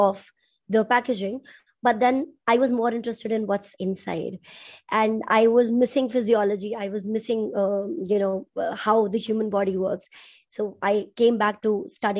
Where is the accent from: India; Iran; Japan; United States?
India; Punjab; I'm from India and I am a Punjabi.